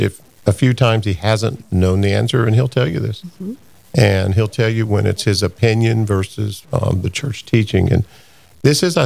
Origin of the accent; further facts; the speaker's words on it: Texas, United States; also born or lived in Pennsylvania; now in Dakotas, United States; I grew up in Texas